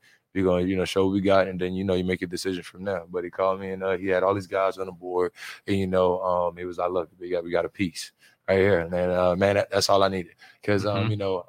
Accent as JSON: {"language": "English", "town": "New Orleans", "region": "Louisiana", "country": "United States", "said": "So, I mean, I came from New Orleans. I went to Murray."}